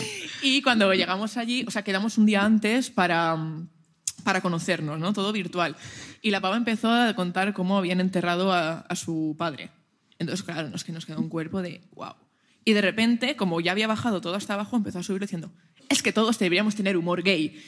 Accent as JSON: {"language": "Spanish", "town": "Valencia", "region": "Valencian Community", "country": "Spain", "also_born_or_lived": "Germany", "moved": "as an adult", "lives_now": "Barcelona, Spain", "said": "Soy de Valencia. Soy de Valencia"}